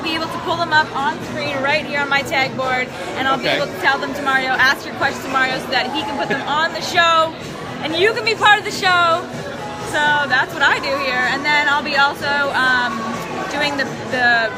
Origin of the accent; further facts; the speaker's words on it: Canada; moved away as an adult; now in United States; I'm Canadian